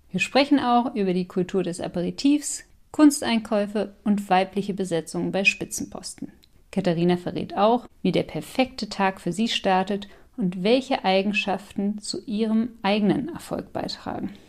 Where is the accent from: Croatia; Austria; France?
France; German is a second language; also Sie wissen ja, ich bin Französin und das ist ein richtiges Ritual